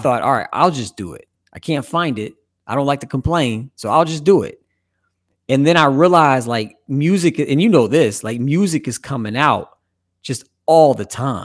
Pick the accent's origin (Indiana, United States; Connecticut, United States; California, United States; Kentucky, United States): Indiana, United States; Evansville; now in Cincinnati, United States; growing up in the Midwest, I'm originally from Evansville, Indiana. I've been in Cincinnati now for, like, twenty years